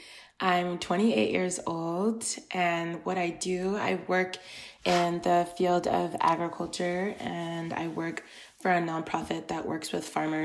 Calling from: Iowa, United States; today I'm calling from Iowa.

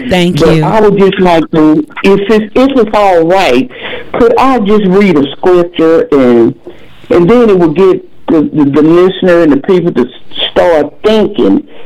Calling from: Atlanta, Texas, United States; I'm calling from Atlanta, Texas.

